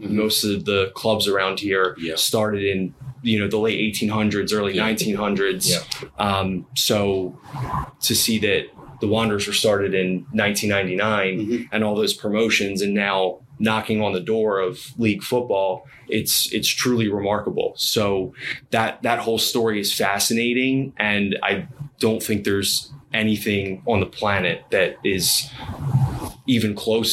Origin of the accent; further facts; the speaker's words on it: United States; growing up in Philadelphia, South Jersey area